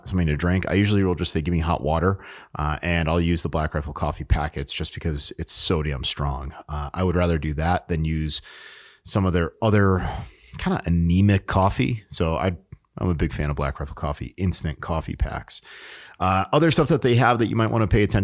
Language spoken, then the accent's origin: English; New England, United States; moved away; I was born in New England